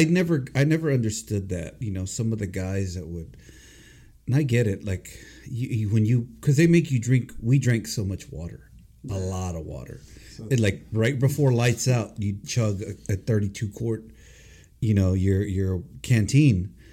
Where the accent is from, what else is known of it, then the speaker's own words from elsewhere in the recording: New York, United States; You tough. I'm a New Yorker.